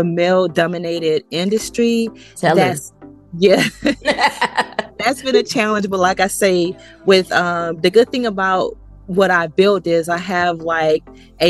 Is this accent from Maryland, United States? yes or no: no; Jacksonville, Florida, United States; I'm from Jacksonville, Florida